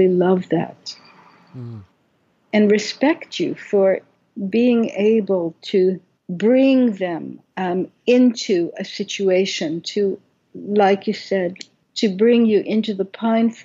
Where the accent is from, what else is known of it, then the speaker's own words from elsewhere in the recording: Brooklyn, New York, United States; I was 6 years old and growing up in Brooklyn